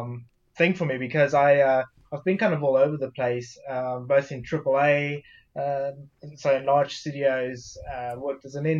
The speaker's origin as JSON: {"language": "English", "country": "South Africa", "tie": "born or raised there", "also_born_or_lived": "Belgium", "said": "I'd say when I was really young, again, just like Derek, growing up in South Africa, my family's religious. Moving to Belgium, living in kind of Catholic countries, so I suppose I had somewhat of a religious upbringing"}